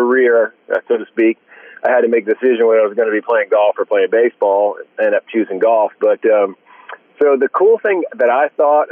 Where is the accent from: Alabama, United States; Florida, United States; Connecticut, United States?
Florida, United States; Central; also born or lived in New Jersey; I was born in New Jersey, but I really don't remember a day there. My parents moved to Central Florida when I was about 3 years old